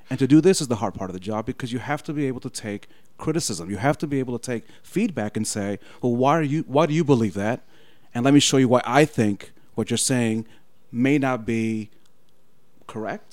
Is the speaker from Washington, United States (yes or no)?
no; New York City, New York, United States; also born or lived in Franklin, Indiana; now in Indiana, United States; I'm originally from the Bronx